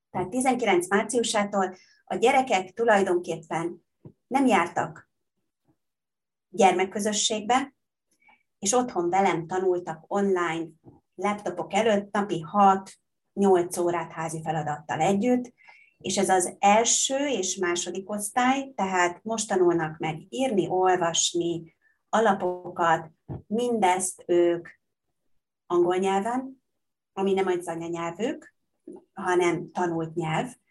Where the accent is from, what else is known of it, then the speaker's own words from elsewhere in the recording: Hungary; first language Hungarian; moved away as an adult; also born or lived in Bangkok, Thailand; én magyar vagyok, magyar állampolgár, magyar anyanyelvvel